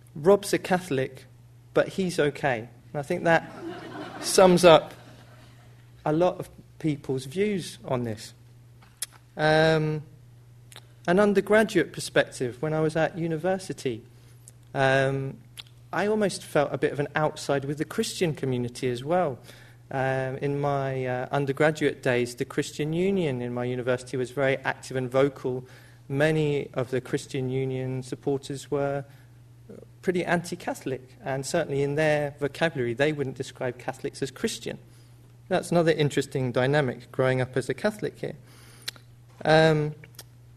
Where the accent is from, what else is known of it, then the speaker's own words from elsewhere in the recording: United Kingdom; a young person growing up in the British society